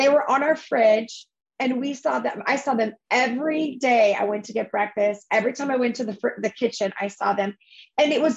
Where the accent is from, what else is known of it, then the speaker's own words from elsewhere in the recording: United States; we don't do that as Americans